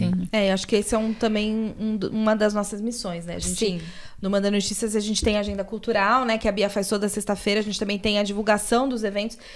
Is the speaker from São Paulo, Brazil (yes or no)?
yes; São Paulo, Brazil; eu sou do Capão Redondo